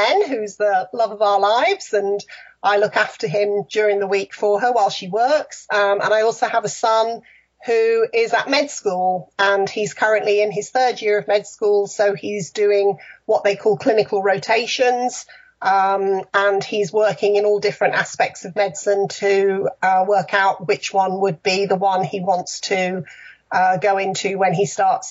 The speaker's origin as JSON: {"language": "English", "area": "near Liverpool", "region": "North West England", "country": "United Kingdom", "tie": "born or raised there", "also_born_or_lived": "London area / Windsor / Fareham", "moved": "as an adult", "lives_now": "Lakeland, United States", "said": "I was born just outside London, but moved to the north, close to Liverpool, when I was fairly young. So I kind of think of myself more as a northerner."}